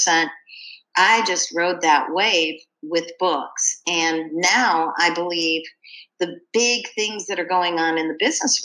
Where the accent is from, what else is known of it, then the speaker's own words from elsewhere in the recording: Cleveland, Ohio, United States; also born or lived in Ashland, Ohio; when I was a preteen, we moved from Cleveland, Ohio to Ashland, Ohio